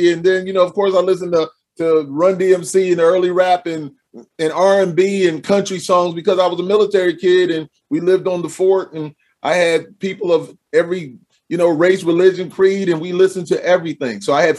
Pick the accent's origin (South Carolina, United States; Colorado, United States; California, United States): South Carolina, United States; Charleston; born there; my father was, although he was in the Army, I was born in Charleston in the Naval base is right there.